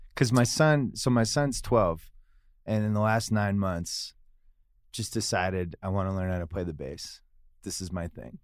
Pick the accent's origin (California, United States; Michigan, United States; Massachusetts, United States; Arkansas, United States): Massachusetts, United States; Boston; I'm from Boston